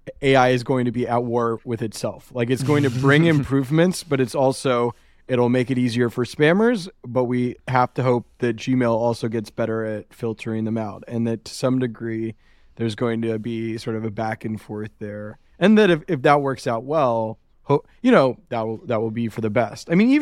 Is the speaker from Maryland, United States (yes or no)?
no; Macon, Georgia, United States; I grew up in Macon, Georgia